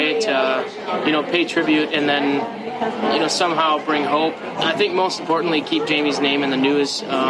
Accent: Barron, Wisconsin, United States; My hometown has been through a lot lately. There was an abduction of a 13-year-old girl from Barron.

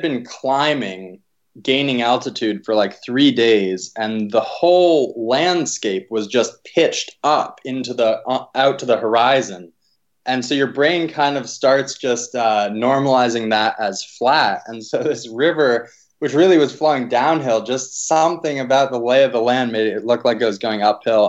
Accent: East Coast, United States; also born or lived in Pittsburgh; I grew up on the East Coast

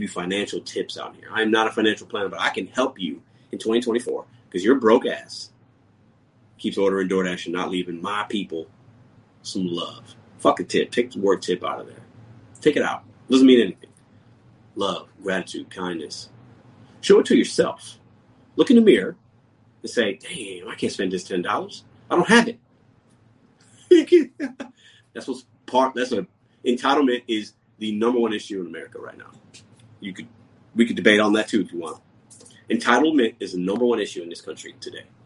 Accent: Chicago, Illinois, United States; I was born in Chicago. My mother and father were born in Puerto Rico.

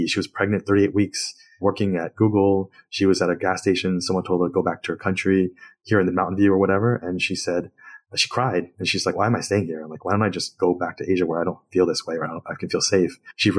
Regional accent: Queens, New York, United States; born there; I'm like, yeah, because I was born in Queens and I speak English just fine.

